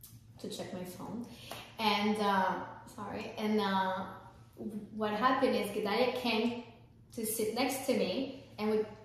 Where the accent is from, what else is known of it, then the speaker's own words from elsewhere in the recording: France; moved away; I'm French, I'm not American.